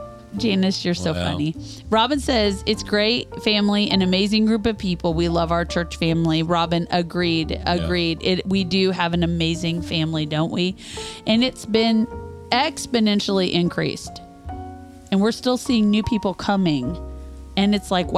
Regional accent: Kansas, United States; moved away as an adult; now in Louisville, United States; We're from Kansas

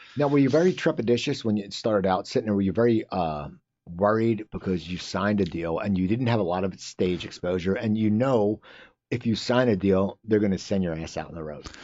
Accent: New Jersey, United States; I'm from New Jersey.

